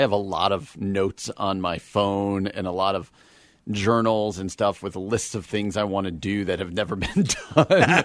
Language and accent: English; East Coast, United States; now in Midwest, United States; I'm from the East Coast